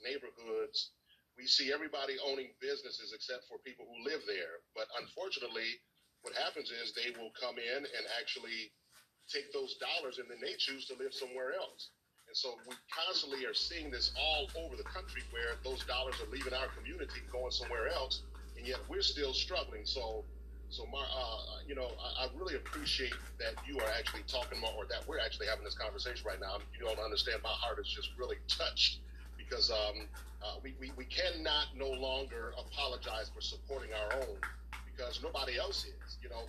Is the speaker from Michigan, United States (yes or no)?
yes; Battle Creek, Michigan, United States; my hometown of Battle Creek, Michigan